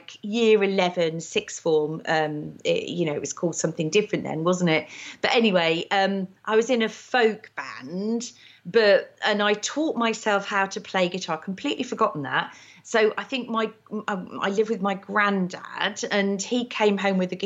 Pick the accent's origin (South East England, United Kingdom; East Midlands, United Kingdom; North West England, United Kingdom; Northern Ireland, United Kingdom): East Midlands, United Kingdom; Market Rasen; I was from Market Raisin in Lincolnshire. No one's ever heard of it. But there was actually a brass band in Market Raisin